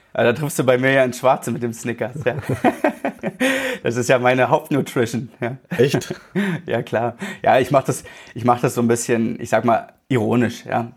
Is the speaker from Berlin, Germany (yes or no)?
yes; Berlin, Germany; moved away as an adult; now in Allgäu, Germany; ich bin tatsächlich in Berlin aufgewachsen, äh, 30 Jahre lang